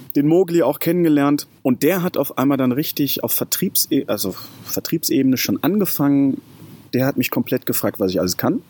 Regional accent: Lünen, North Rhine-Westphalia, Germany; komme aus dem Ruhrpott, ähm, Lünen bei Dortmund. Da bin ich aufgewachsen

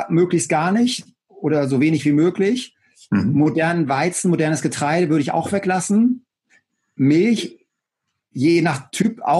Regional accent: Cologne, North Rhine-Westphalia, Germany; born there; Schöne Grüße in meine Geburtsstadt Köln.

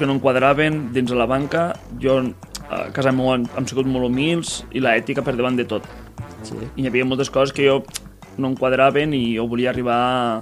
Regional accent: Masdenverge, Catalonia, Spain; de Mas d'Enverge. Sóc Soc d'un poble molt petitet de Mas... Uh, al Montsià, sí. vale? Terres de l'Ebre.

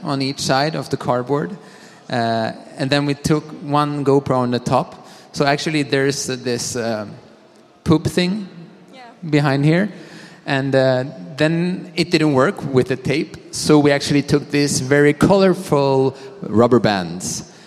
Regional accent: Sweden; I am from Sweden

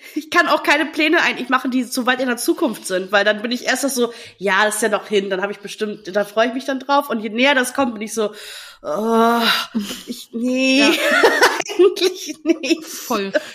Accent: Friesland, Lower Saxony, Germany; moved away; in Friesland, ähm, also da, wo, wo ich herkomme

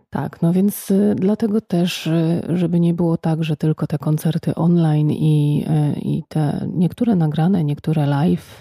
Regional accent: Poznań, Greater Poland, Poland; Jesteśmy z Poznania

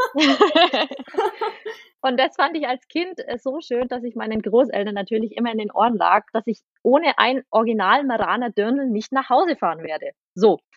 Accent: Aurach, Bavaria, Germany; Ich komme aus Aurach, das ist in der Nähe von Ansbach

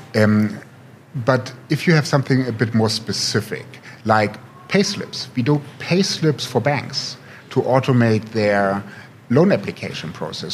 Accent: Potsdam, Brandenburg, Germany; moved away as an adult; also born or lived in St. Gallen, Switzerland / Silicon Valley; now in Berlin, Germany; am actually here from Berlin, um, born and raised in Potsdam

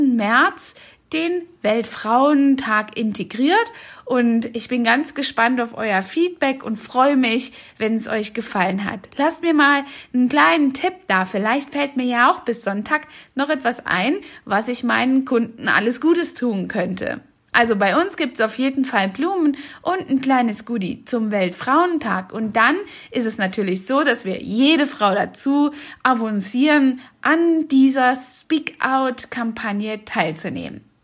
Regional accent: East Germany, Germany; ich bin selbst ja in Ostdeutschland aufgewachsen

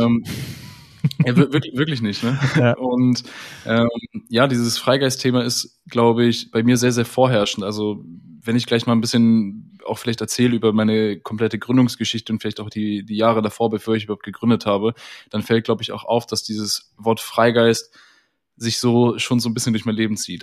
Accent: near Düsseldorf, North Rhine-Westphalia, Germany; komme gebürtig aus der Nähe von Düsseldorf, wohne auch hier

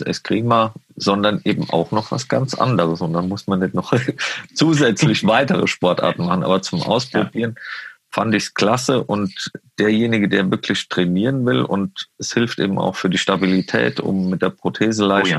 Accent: Westerwald, Rhineland-Palatinate, Germany; now in Munich, Germany; ich komme aus dem Westerwald

